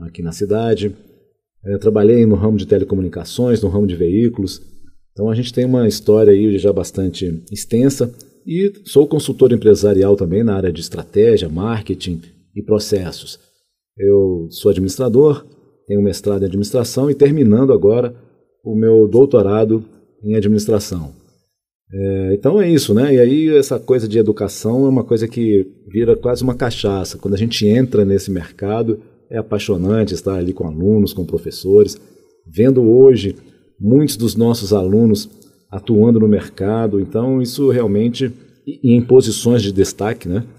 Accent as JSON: {"language": "Portuguese", "town": "Contagem", "region": "Minas Gerais", "country": "Brazil", "tie": "born or raised there", "also_born_or_lived": "Belo Horizonte / Rio de Janeiro", "said": "Nasci em Belo Horizonte, depois eu fui para o Rio de Janeiro. Fiquei lá até os sete anos de idade é, morei lá no, na, na, favela do Morro de São Carlos, depois na favela de, de Quitungo, na Penha. Depois nós viemos aqui para Minas Gerais, fui morar em Contagem, e aí fui criado lá em Contagem"}